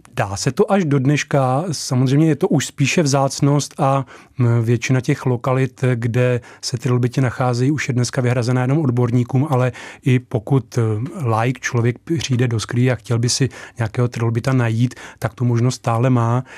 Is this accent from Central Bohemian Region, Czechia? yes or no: yes; Slabce, Central Bohemian Region, Czechia; Já sám jsem samozřejmě z Rakovnicka, eh, z jihu okresu, eh, z vesnice, která se jmenuje Slabce